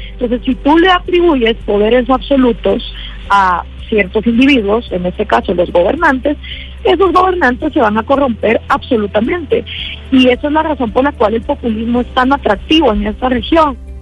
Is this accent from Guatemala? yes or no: yes; Guatemala; después de 10 años de estar haciendo activismo en mi país, programas de radio, publicando libros